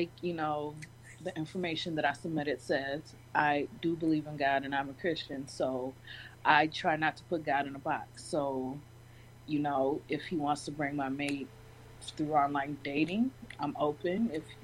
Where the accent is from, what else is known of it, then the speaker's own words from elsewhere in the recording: Detroit, Michigan, United States; Born and raised